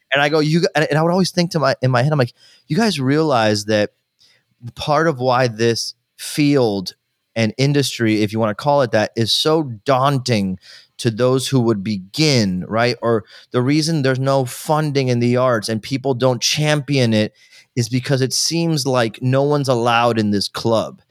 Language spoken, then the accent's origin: English; Miami, Florida, United States; also born or lived in Virginia; I was born in Virginia, but I grew up all my, almost my entire life in Miami, Florida since I was two years old